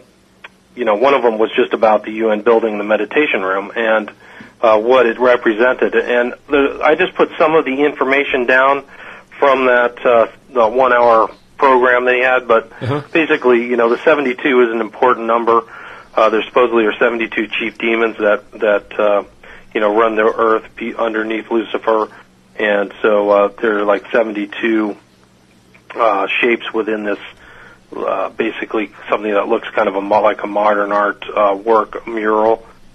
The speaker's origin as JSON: {"language": "English", "region": "Midwest", "country": "United States", "said": "I'm from the Midwest, right. And I'm in California, so I always got a strange feeling about New York."}